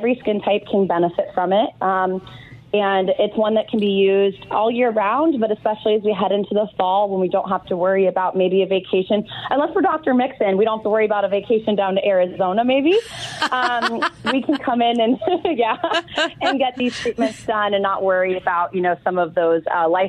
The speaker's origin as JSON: {"language": "English", "country": "India", "moved": "yes", "said": "I'm from India."}